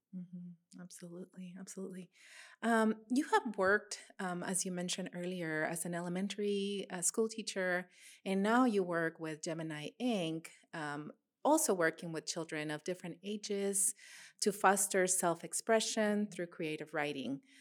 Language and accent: English; Matamoros, Tamaulipas, Mexico; moved away; also born or lived in Rio Grande Valley, Texas; I grew up in Matamoros